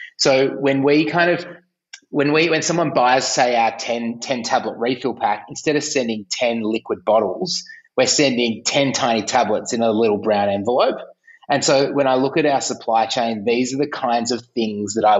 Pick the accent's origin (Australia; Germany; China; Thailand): Australia; Melbourne, Victoria; I'm from Melbourne